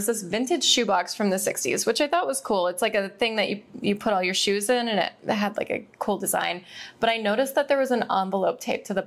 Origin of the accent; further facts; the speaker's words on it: Central Florida, United States; moved away as an adult; now in Los Angeles, United States; I grew up in Central Florida, so very much like the Bible Belt.